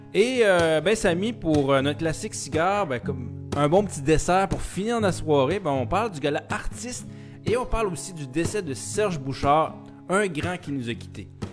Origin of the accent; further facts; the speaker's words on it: Quebec, Canada; je suis fier québécois